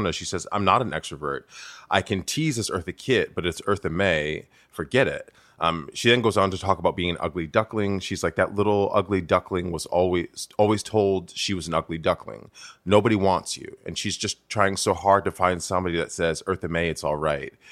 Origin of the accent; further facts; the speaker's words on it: Providence, Rhode Island, United States; you know I'm from Providence, so we have our ho- own accents that I you know paid a lot of money to get rid of.